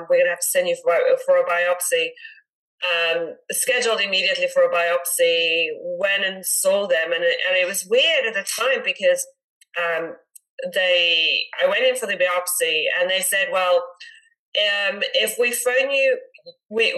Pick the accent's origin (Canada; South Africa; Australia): South Africa; moved away as an adult; also born or lived in Netherlands / United Kingdom; now in United States; I was born and raised in South Africa